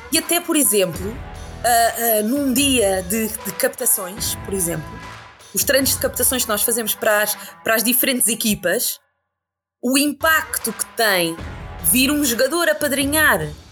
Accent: Sines, Alentejo, Portugal; Eu sou de Sines, do Alentejo, e lá o desporto rei não é bem o futebol, é mais o hockey

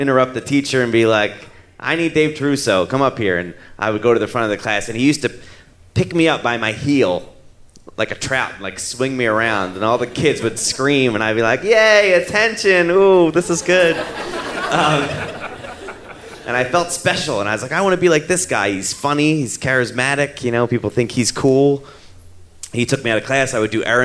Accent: Philadelphia, Pennsylvania, United States; I'm Italian from South Philly

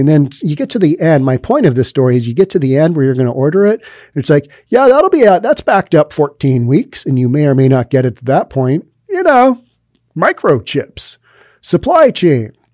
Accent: Seattle, Washington, United States; I'm from Seattle where we just don't have heat

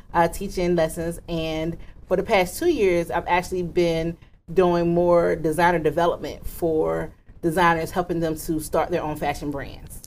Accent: Virginia Beach, Virginia, United States; I am from Virginia Beach, Virginia

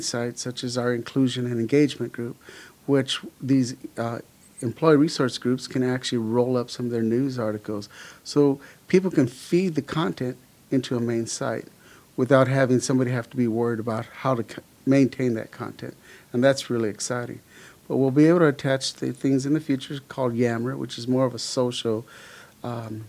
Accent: Los Angeles, California, United States; also born or lived in El Paso, Texas; I was born in El Paso, Texas, but I grew up in Los Angeles. We moved when I was about 5.5 years old and pretty much grew up in Los Angeles, Southern California

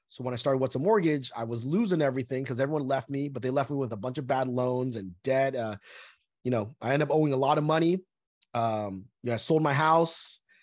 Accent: Southern California, United States; also born or lived in Vietnam; I was born in Vietnam, uh, after one month of being born, we came from Vietnam to the United States. So pretty much I lived in Southern California my whole life.

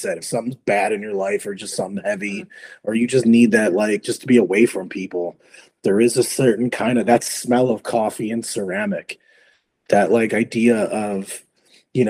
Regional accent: Chicago, Illinois, United States; I grew up in Chicago

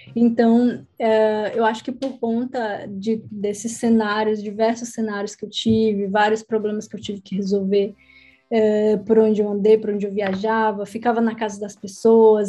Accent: Brazil; moved away as an adult; also born or lived in Egypt; now in Portugal; quando eu saí do Brasil

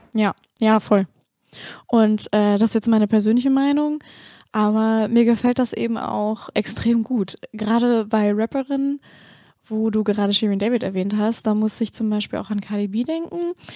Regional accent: the North, Northern Germany, Germany; ich komme ja auch aus dem Norden.

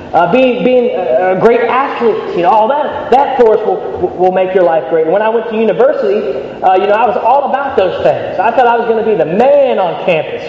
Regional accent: United States; moved away as an adult; now in Birmingham, United Kingdom; I grew up in the States

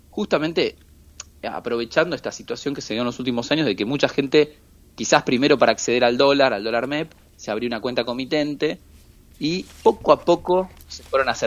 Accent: Argentina; siempre me dice que soy muy argentino y muy analógico.

